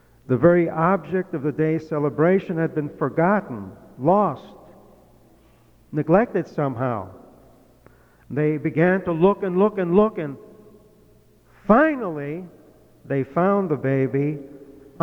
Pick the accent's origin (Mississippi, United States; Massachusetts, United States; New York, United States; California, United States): Massachusetts, United States; moved away; in my home state of Massachusetts, well, it used to be my home